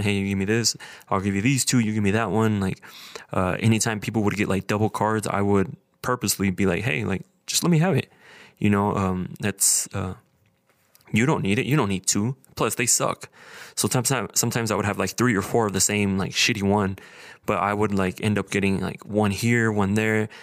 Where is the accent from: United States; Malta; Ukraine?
United States; Idaho Falls, Idaho; I was born and raised here in Idaho Falls.